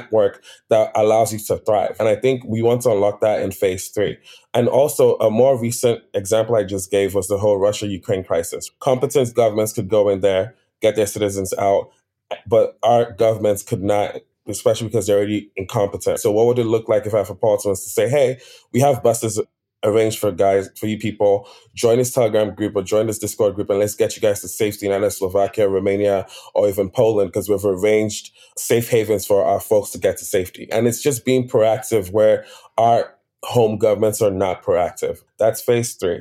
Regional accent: Nigeria; I'm Nigerian

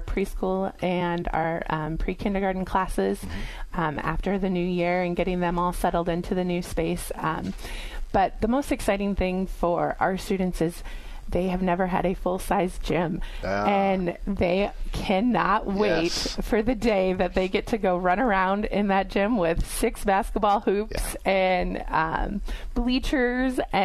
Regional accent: Perry, Iowa, United States; also born or lived in Dubuque / West Des Moines; I grew up in Perry, Iowa, and so went to St. Patrick's in Perry

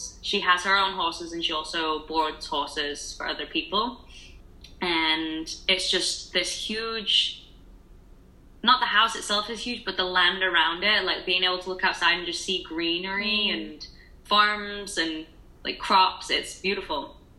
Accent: United Kingdom; I'm not Australian, I am British.

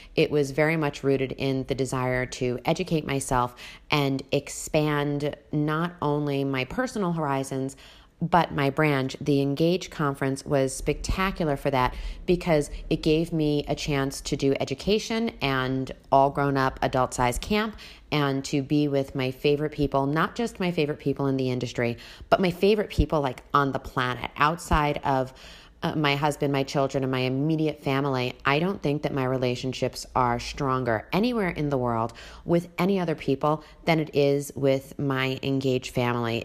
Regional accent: Long Island, New York, United States; moved away as an adult; also born or lived in Las Vegas; when I came from Long Island

